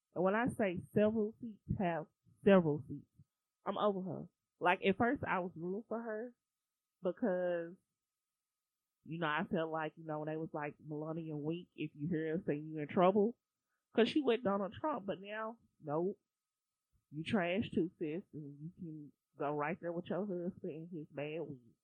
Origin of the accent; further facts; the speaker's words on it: United States; I'm American